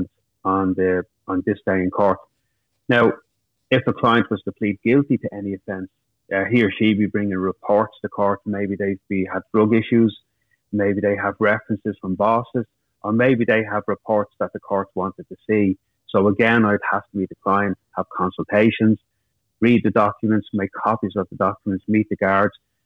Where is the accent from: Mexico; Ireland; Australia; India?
Ireland; Dublin, Leinster; I grew up in Finglas, it's a working class area of Dublin.